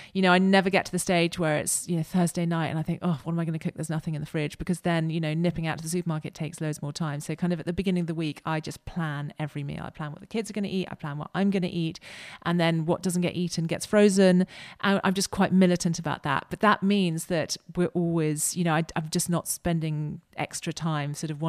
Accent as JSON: {"language": "English", "country": "United Kingdom", "said": "And as British, we're quite guilt-ridden, aren't we?"}